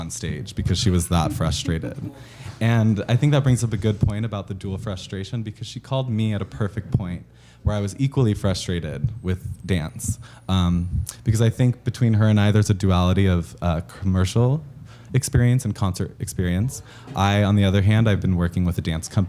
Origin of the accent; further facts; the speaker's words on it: Albuquerque, New Mexico, United States; moved away as an adult; now in Los Angeles, United States; I'm originally from Albuquerque, New Mexico. I came to California to pursue dance, BFA